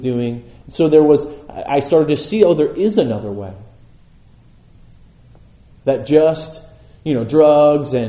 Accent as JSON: {"language": "English", "town": "Boulder Creek", "region": "California", "country": "United States", "tie": "born or raised there", "said": "I grew up in Boulder Creek"}